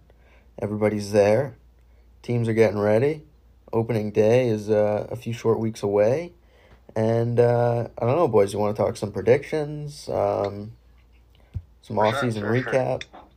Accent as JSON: {"language": "English", "region": "Southern New Hampshire", "country": "United States", "said": "I'm a freshman at UNH. I'm a political science major. I'm from Southern New Hampshire, as well as my two co-hosts, … and …."}